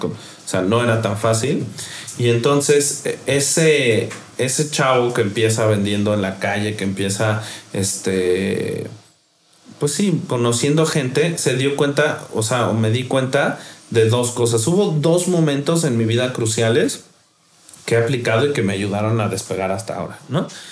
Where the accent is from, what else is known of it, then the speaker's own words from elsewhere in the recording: Mexico; soy mexicano